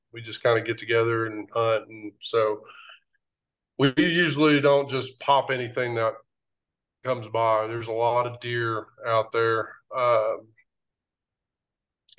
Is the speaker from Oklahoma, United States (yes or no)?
yes; Oklahoma, United States; moved away as an adult; now in Missouri, United States; I'm from Oklahoma. I moved to Missouri about 9 years ago.